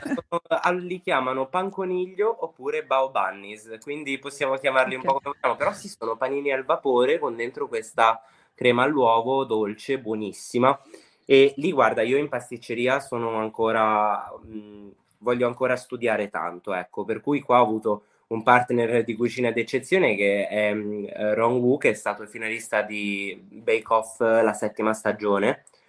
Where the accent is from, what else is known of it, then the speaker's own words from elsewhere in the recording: Sanremo, Liguria, Italy; io sono nato e cresciuto a Sanremo